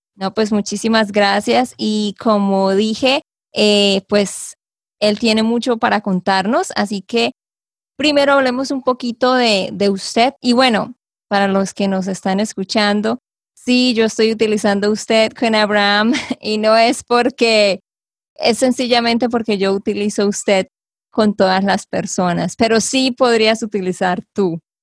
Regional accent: Santander, Colombia; de Santander, Colombia

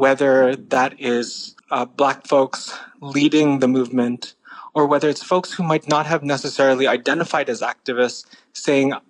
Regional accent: San Jose, California, United States; I grew up in San Jose

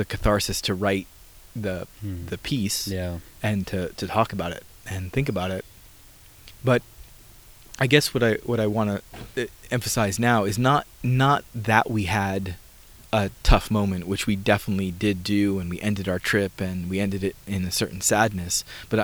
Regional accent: New York City, New York, United States; I grew up in New York City, and I live half the time in New York City these days

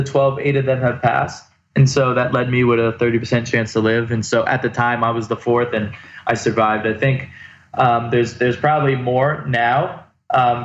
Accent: Bayville, New Jersey, United States; now in Tampa, United States; Grew up in Bayville, New Jersey.

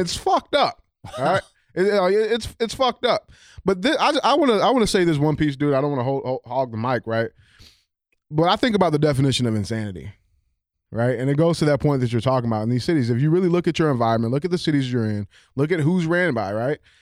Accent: St. Louis, Missouri, United States; on the west side of Saint Louis City

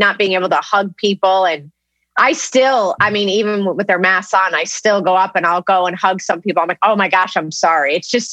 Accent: Connecticut, United States; moved away; also born or lived in New York; I grew up in Connecticut

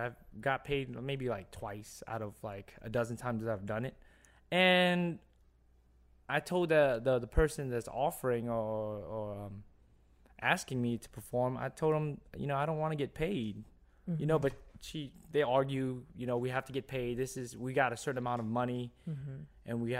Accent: Louisiana, United States; And I come from the West Bank, which is not even, I wouldn't say New Orleans

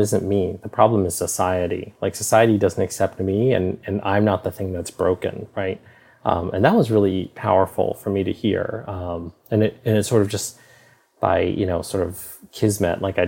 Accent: Carlisle, Pennsylvania, United States; also born or lived in Saigon, Vietnam; growing up in Carlisle, like, I had lots of issues that came from my not being white

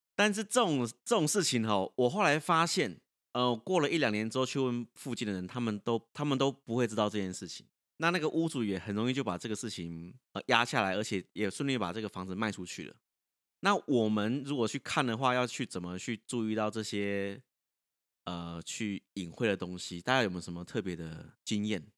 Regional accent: Taichung, Taiwan; 我小时候，因为我台中东市嘛

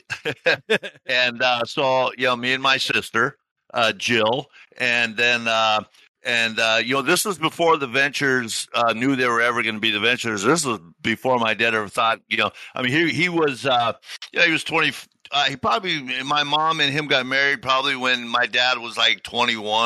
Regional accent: Tacoma, Washington, United States; we're from Tacoma. You know, we were born and raised here.

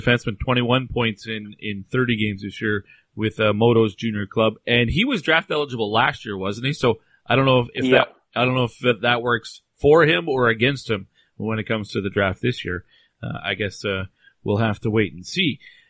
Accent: Canada; I'm Canadian

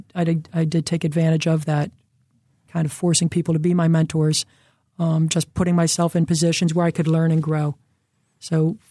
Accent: Towanda, Pennsylvania, United States; also born or lived in Bucks County; I grew up in northeastern Pennsylvania, {S1} okay. {S2} A place called Towanda. I was born actually in Bucks County, but as I started first grade, we headed up there.

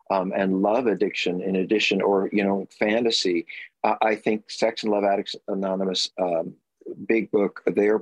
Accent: New York, United States; moved away; I'm a New Yorker

